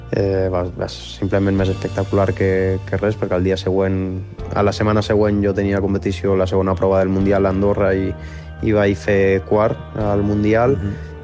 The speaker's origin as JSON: {"language": "Catalan", "town": "Les", "region": "Catalonia", "country": "Spain", "tie": "born or raised there", "also_born_or_lived": "Vielha", "said": "ara estic vivint a Viella, però el meu poble de sempre on està tota la meva família és l'Es, que és a, al fons de la Vall d'Aran"}